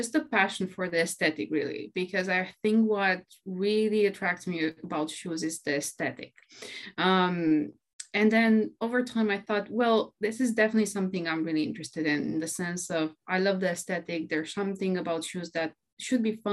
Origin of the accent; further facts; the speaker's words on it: Romania; moved away as an adult; now in London, United Kingdom; I'm originally from Romania. I was born and raised there. And actually, 5 years ago, I moved to the UK and I'm living now in London.